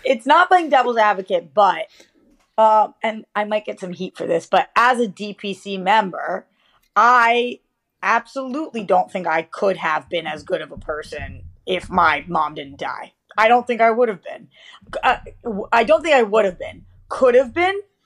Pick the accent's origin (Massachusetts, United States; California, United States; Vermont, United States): Massachusetts, United States; Boston; now in Los Angeles, United States; I'm from Boston